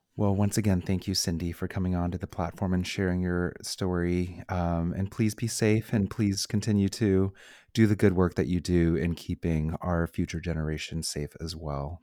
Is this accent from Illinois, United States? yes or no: no; Bay Area, California, United States; born and raised in the Bay Area